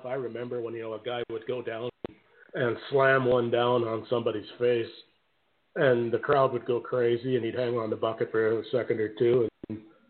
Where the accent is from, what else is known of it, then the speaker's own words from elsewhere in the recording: Canada; being Canadian